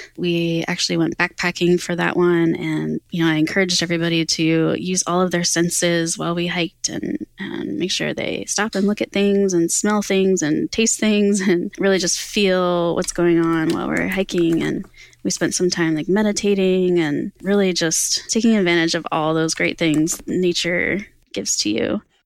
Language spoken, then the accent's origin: English; Pennsylvania, United States; Pennsylvania, which is my home state